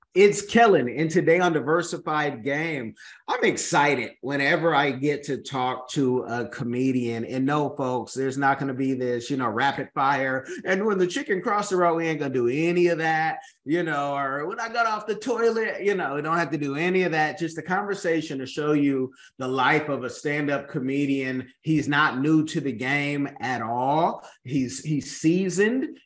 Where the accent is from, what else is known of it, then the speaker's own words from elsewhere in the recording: Oakland, California, United States; where I'm from Oakland